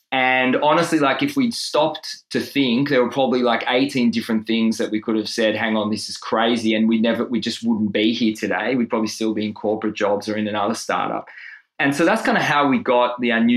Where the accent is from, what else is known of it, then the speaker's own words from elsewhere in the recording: Israel; moved away as an adult; now in Melbourne, Australia; in Israel, where I grew up